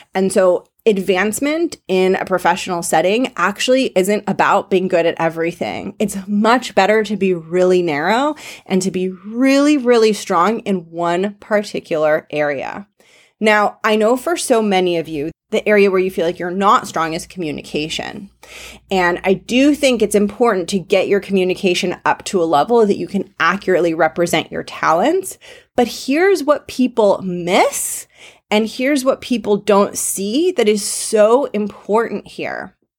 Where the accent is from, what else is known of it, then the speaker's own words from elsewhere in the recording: Los Angeles, California, United States; I grew up in Los Angeles